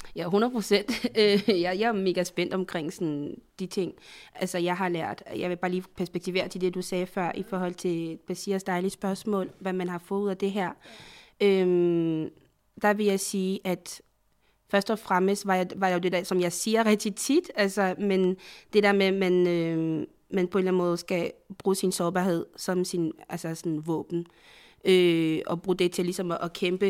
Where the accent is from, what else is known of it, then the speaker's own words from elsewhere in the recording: Côte d’Ivoire; now in Denmark; jeg er fra Afrika, jeg er fra, fra fra Elfenbenskysten